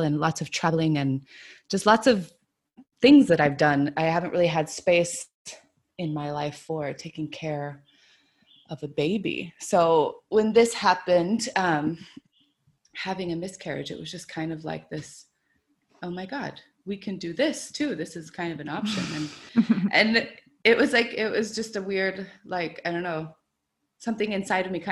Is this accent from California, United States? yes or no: yes; California, United States; moved away as an adult; now in Prague, Czech Republic; I'm from the United States, from California